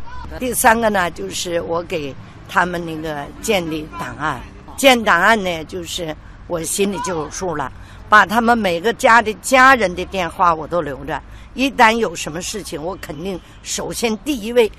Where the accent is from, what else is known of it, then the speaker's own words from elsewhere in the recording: Heilongjiang, China; 一段唱我的家乡新乡房，一段唱哈尔滨，一段唱黑龙江。